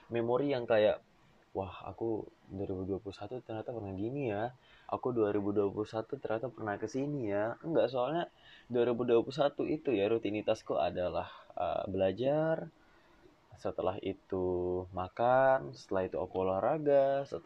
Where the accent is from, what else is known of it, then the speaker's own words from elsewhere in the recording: Penajam, East Kalimantan, Indonesia; also born or lived in Balikpapan; Aku besar di Kalimantan Timur, tepatnya di Penajam. Namun aku lahir di Balikpapan.